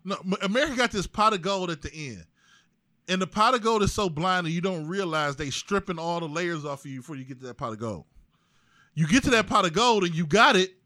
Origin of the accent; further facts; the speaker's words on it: East Cleveland, Ohio, United States; I'm from East Cleveland. Yeah, I went to Gannon. But I went to Shaw